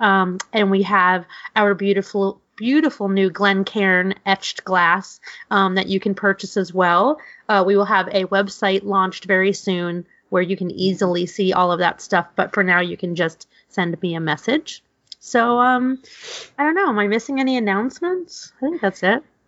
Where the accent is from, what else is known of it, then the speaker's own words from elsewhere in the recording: New York City, New York, United States; growing up in New York City, my grandmother was obsessed with egg cream sodas